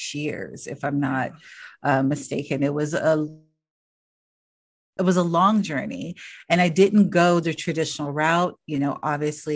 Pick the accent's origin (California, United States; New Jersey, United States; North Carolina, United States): California, United States; Los Angeles; I grew up in Los Angeles in the inner city